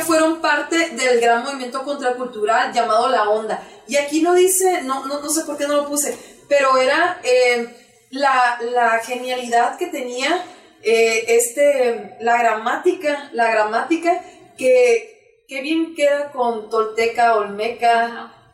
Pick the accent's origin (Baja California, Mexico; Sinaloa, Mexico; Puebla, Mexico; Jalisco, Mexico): Sinaloa, Mexico; Culiacán; somos del noroeste, orgullosamente